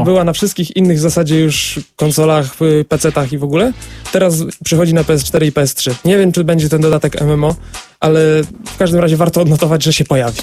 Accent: Wrocław, Lower Silesian Voivodeship, Poland; u nas we Wrocławiu

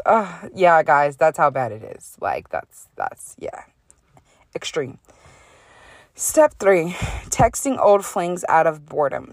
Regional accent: United States; I'm American

